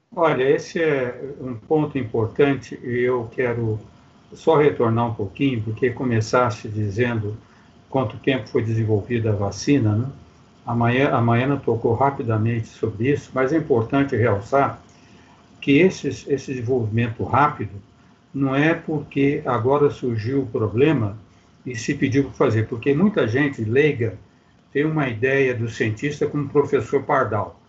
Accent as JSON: {"language": "Portuguese", "region": "Minas Gerais", "country": "Brazil", "said": "eu sou mineiro, né? Em Minas Gerais, nós sempre comemos um queijo"}